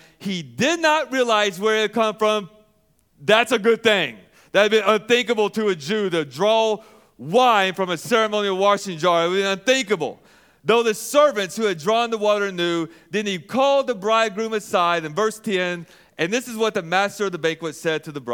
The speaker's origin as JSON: {"language": "English", "region": "Arkansas", "country": "United States", "said": "I'm from Arkansas. I might put an R in there and say washing"}